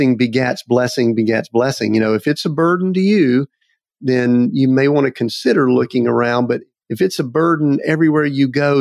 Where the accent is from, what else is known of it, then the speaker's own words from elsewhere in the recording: the South, United States; I'm from the South, so I'll use a little bit of vernacular